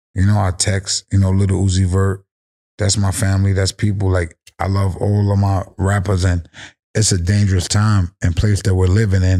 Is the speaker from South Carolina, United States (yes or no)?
no; New York City, New York, United States; I'm from the Bronx. Forest Projects, New York City, the South Bronx, where rap originated